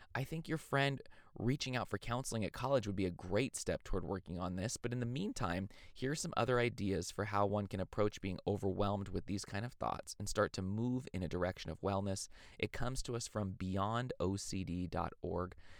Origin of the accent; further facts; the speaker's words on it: California, United States; my home state of California